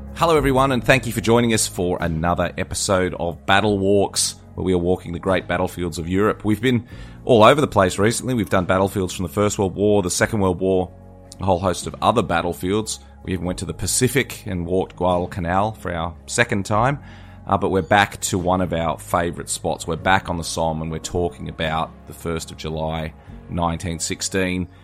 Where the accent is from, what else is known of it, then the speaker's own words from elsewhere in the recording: Australia; I certainly see that as an Australian